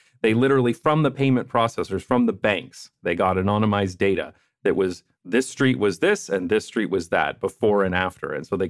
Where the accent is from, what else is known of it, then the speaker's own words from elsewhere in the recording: Netherlands; I'm coming from the Dutch perspective, and I tend to be critical.